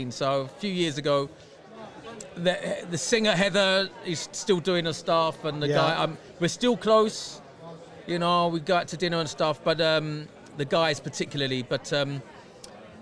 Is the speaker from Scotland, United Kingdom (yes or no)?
no; London, United Kingdom; I was about 5-6 months old. And this is the mid-60s in London